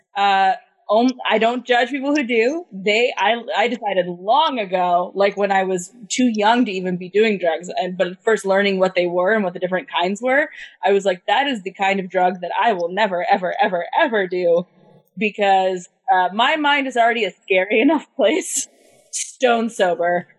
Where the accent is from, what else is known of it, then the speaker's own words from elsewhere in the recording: United States; as an American